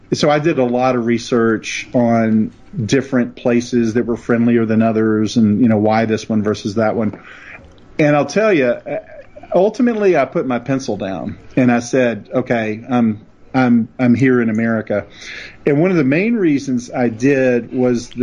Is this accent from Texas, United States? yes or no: no; East Tennessee, United States; moved away; where I grew up in East Tennessee